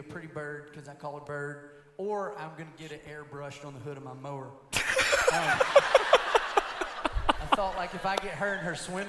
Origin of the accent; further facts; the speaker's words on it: Griffin, Georgia, United States; I'm also from Griffin, Georgia.